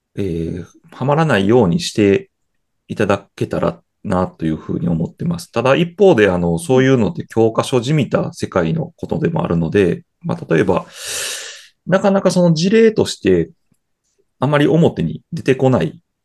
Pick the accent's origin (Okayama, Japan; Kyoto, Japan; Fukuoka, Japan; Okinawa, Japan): Kyoto, Japan; 生まれも育ちも京都です。